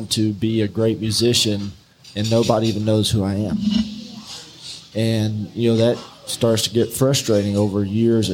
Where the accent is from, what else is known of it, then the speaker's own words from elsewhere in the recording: Lake Charles, Louisiana, United States; moved away; I grew up in Lake Charles